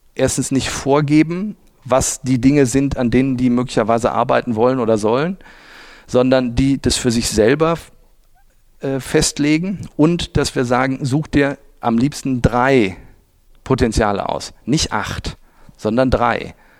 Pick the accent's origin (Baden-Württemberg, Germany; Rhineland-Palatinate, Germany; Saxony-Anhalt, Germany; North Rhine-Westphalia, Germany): Rhineland-Palatinate, Germany; Oberwinter; moved away as an adult; also born or lived in Düsseldorf / Munich / Cologne; now in Essen, Germany; bin ich aufgewachsen in Oberwinter. Das ist äh, ein bisschen südlich von Bonn, in Bonn zur Schule gegangen. Also ich bin wirklich waschechter Rheinländer